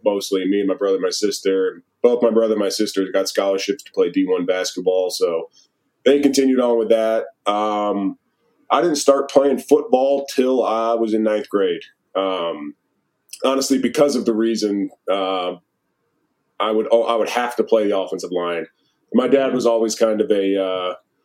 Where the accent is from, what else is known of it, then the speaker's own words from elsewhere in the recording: Maryland, United States; moved away as an adult; also born or lived in Wisconsin; Maryland, born and raised until I left in, you know, right after high school to go to college.